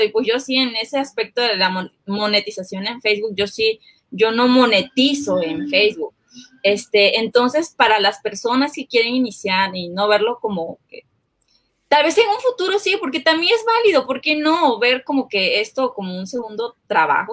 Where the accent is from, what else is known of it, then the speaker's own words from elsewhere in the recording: Chiapas, Mexico; somos de Chiapas